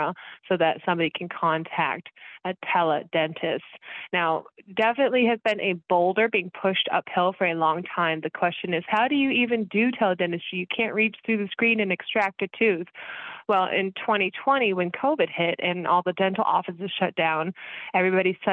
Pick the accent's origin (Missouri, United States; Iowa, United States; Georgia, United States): Missouri, United States; Kansas City; I am from Kansas City